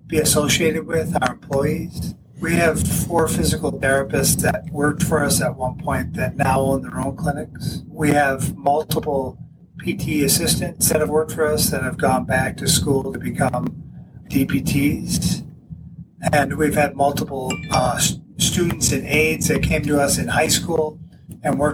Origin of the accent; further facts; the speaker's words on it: Buffalo, New York, United States; moved away as an adult; now in Jamestown, United States; I'm originally from the Buffalo area